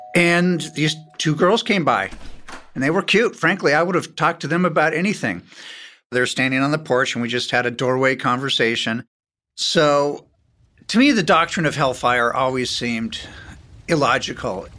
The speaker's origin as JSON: {"language": "English", "town": "Beverly Hills", "region": "California", "country": "United States", "tie": "born or raised there", "said": "I was born in Beverly Hills."}